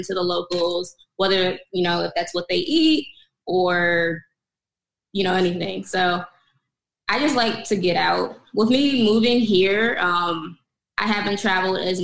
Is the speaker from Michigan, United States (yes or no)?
yes; Kalamazoo, Michigan, United States; moved away as an adult; also born or lived in Lansing, Michigan; now in Phoenix, United States; I'm from Kalamazoo, Michigan, which is a small town like 2 hours away from Detroit.